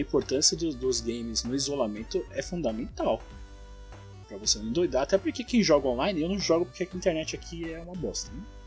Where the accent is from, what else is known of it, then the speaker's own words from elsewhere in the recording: Mauá, São Paulo, Brazil; eu sou da BC, eu moro em Mauá